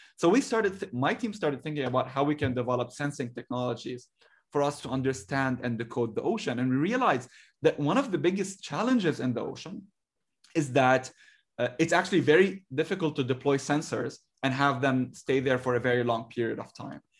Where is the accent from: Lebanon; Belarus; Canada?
Lebanon; moved away as an adult; now in United States; I grew up in Lebanon